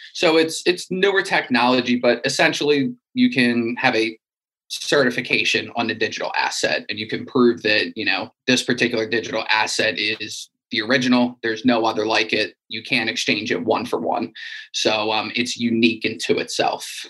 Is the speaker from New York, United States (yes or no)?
no; Wilmington, Delaware, United States; I'm from Wilmington, Delaware, in the United States